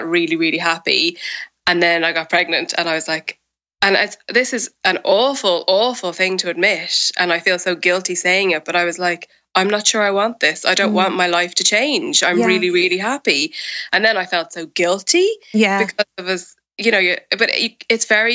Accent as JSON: {"language": "English", "country": "Ireland", "moved": "yes", "lives_now": "United Kingdom", "said": "I live in the UK and I'm Irish means that my family and most of my close friends live in Ireland"}